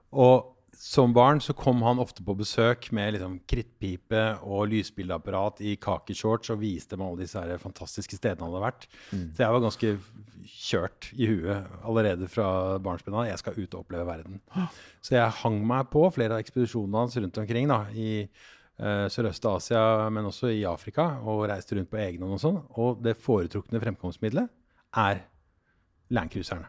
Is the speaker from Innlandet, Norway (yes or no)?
no; Oslo, Norway; also born or lived in Denmark; jeg vokste opp på, på Tåsen